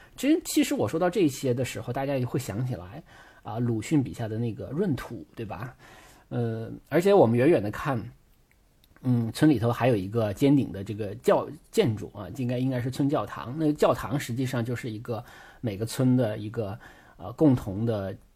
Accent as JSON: {"language": "Chinese", "region": "Northeast China", "country": "China", "said": "我是东北人，我都能在冰上骑自行车"}